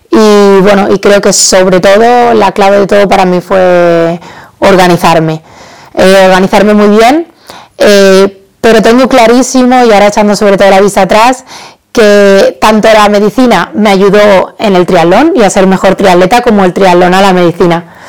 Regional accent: Badajoz, Extremadura, Spain; mi ciudad, en Badajoz, de donde soy

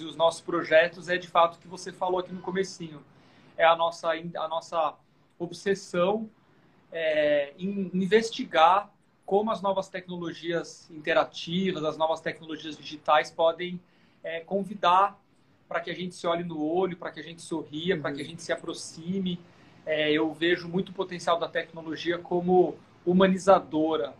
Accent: Sorocaba, São Paulo, Brazil; fui criado no interior, eu sou de Sorocaba.

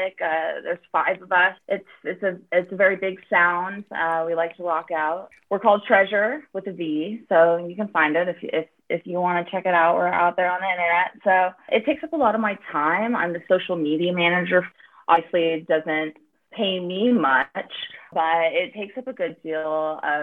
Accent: Northern California, United States; I was born and raised in Northern California and have been in San Francisco since 2006

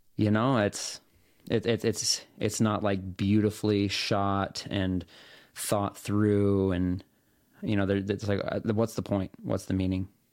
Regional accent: Salt Lake City, Utah, United States; moved away; also born or lived in Portland, Oregon; I was born in Salt Lake City. That's where my parents grew up.

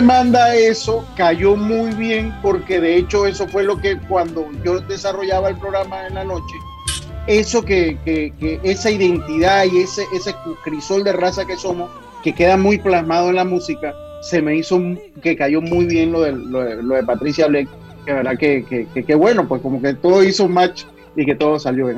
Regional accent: Las Tablas, Los Santos, Panama; yo estoy acá hoy en mi tierrita bella y hermosa en la provincia de Los Santos, en la ciudad de Las Tablas

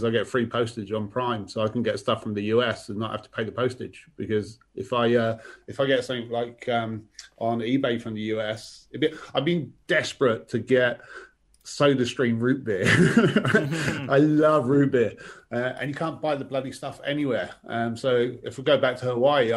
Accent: England, United Kingdom; moved away as an adult; also born or lived in Moscow; now in Victoria, Australia; I grew up in England

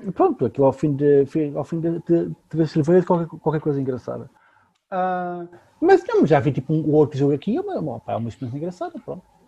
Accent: Lisbon, Portugal; eu nasci em Lisboa

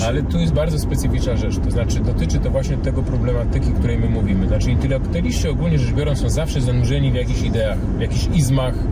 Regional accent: Poland; 43 lata żyję w Polsce

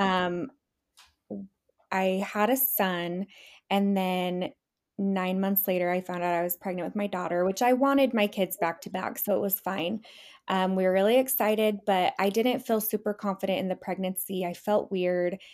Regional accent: Utah, United States; born and raised in Utah.

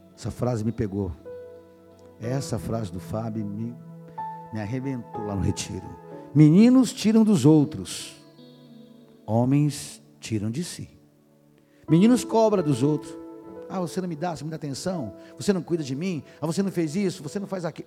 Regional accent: São Paulo, Brazil; Era músico da, em São Paulo, eu sou paulistano, da noite paulista

